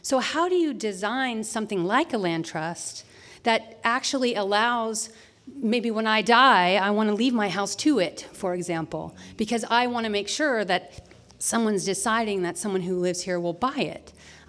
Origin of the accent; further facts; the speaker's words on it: California, United States; my parents bought my home when I grew up in the Bay Area for $32,000.